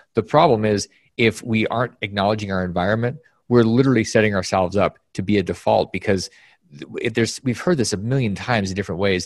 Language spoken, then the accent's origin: English; Alaska, United States; moved away; my environment when growing up in Alaska was one of the most bizarre places that you could possibly imagine.